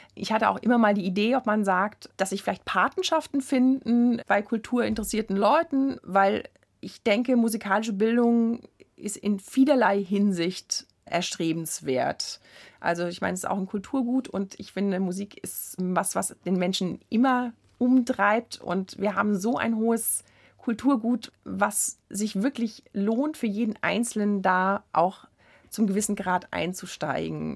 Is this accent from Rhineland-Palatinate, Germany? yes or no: yes; Worms, Rhineland-Palatinate, Germany; Ich komme aus der Stadt Worms. Zu der damaligen Zeit gab es keine Jugendmusikschule in diesem Sinne